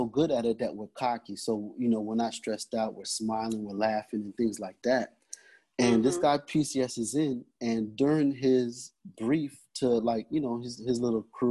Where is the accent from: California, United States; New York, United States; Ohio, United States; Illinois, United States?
New York, United States; moved away; also born or lived in Florida; growing up in New York, I spent some time in Florida